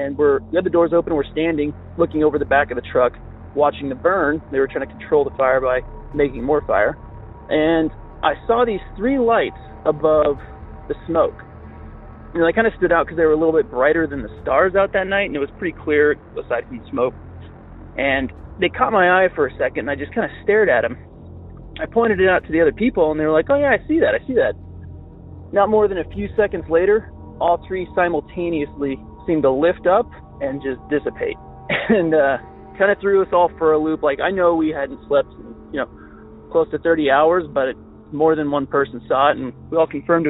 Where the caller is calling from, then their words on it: Utah, United States; I'm calling you from Utah.